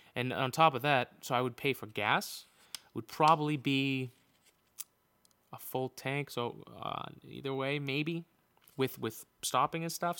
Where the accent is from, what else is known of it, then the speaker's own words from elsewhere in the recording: Boston, Massachusetts, United States; as a Bostonian